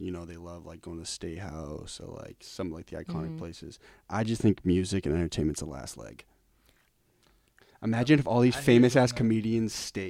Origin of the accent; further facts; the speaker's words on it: Lincoln, Massachusetts, United States; we're from Lincoln. We're like, from Lincoln.